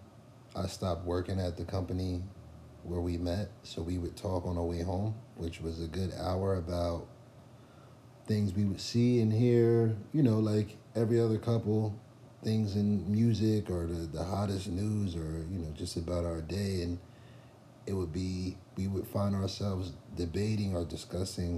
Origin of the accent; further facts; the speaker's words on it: Trenton, New Jersey, United States; also born or lived in Hamilton, New Jersey; I'm from Trenton and Hamilton.